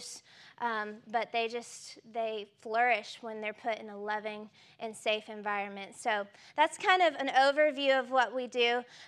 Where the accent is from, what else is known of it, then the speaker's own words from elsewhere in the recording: Newnan, Georgia, United States; I'm from Noonan